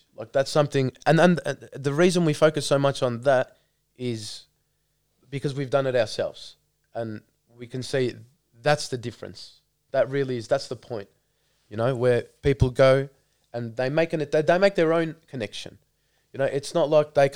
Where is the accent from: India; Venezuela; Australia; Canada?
Australia; Melbourne, Victoria; growing up in Melbourne